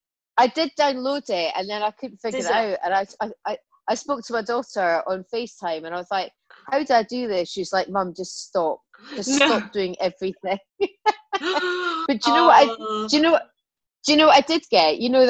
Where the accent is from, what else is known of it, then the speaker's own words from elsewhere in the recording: Scotland, United Kingdom; But, you know, I'm Scottish, man. I was like, I will fight this.